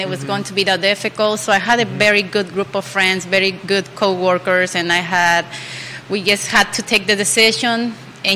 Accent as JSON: {"language": "English", "region": "Mexico City", "country": "Mexico", "moved": "yes", "lives_now": "Charlottesville, United States", "said": "I'm from Mexico City. I'm 35 years old. I've been here in Charlottesville"}